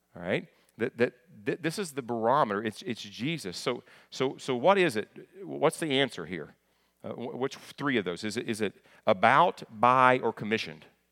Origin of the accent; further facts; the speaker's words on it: near Lexington, Kentucky, United States; also born or lived in Hopkinsville, Kentucky; I'm from Kentucky